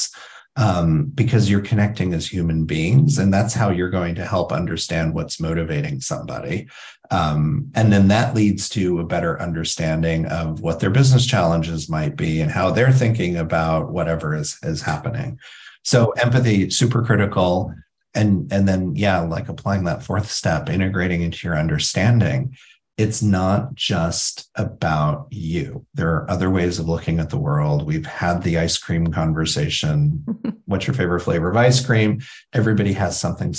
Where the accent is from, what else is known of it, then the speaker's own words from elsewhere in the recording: Indiana, United States; I grew up in Indiana